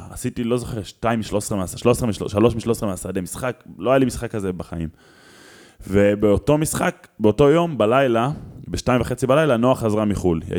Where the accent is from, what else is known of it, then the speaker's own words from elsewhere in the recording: Israel; בתור ילד בקיבוץ